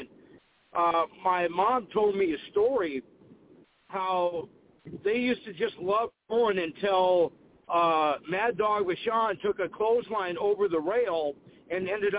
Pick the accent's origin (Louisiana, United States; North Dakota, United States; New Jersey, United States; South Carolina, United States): North Dakota, United States; Seeing how I'm from North Dakota, that would be my home territory, … territory.